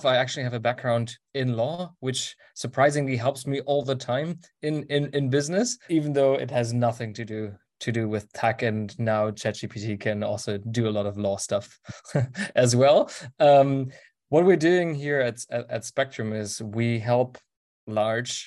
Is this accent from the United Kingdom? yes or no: no; Germany; my hometown of 45,000 people